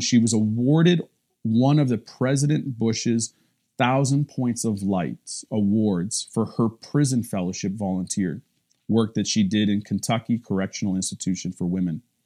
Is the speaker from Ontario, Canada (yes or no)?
yes; Cobden, Ontario, Canada; my little hometown, Cobden